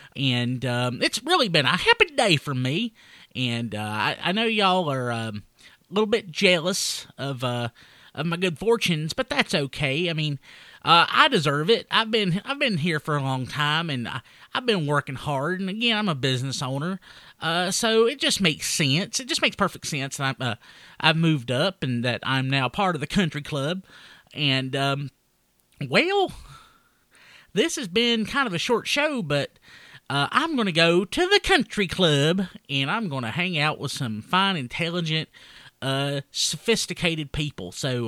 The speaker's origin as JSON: {"language": "English", "town": "Hays", "region": "North Carolina", "country": "United States", "said": "I mean, I'm from Wilkes County, too, but I'm from, like, you know, the better part of Wilkes County. I'm from Hayes."}